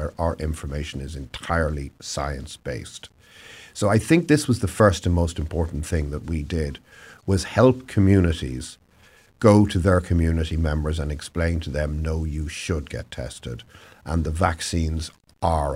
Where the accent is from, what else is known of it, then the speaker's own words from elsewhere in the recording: Ireland; moved away as an adult; also born or lived in Southern California; now in Oregon, United States; you're probably gathering from my accent that I originally came from somewhere a little further east than Oregon. So in Ireland